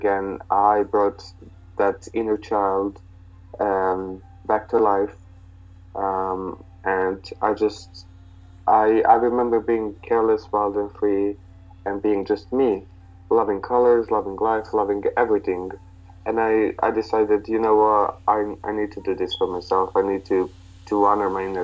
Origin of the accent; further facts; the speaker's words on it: near Vlasina lake, Southern and Eastern Serbia, Serbia; there was this lake called the Vlasina, which is, I guess, an hour and a half in the mountains from my hometown